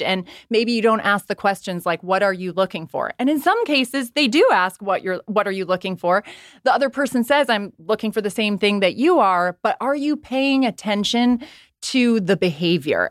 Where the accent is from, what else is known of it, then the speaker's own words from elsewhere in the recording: Ireland; I also was raised by Irish Catholic parents. I'm from Ireland